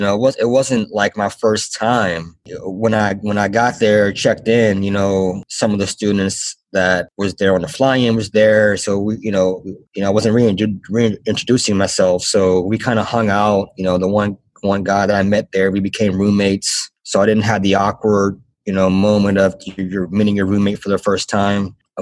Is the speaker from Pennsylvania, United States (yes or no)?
yes; Pittsburgh, Pennsylvania, United States; and you know I'm from Pittsburgh, and at the time I had a really good job actually in radio.